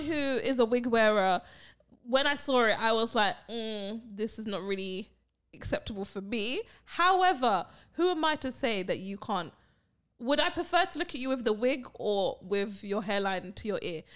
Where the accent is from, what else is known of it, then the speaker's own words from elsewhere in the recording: United Kingdom; also born or lived in Barbados; I am the British one, the British mummy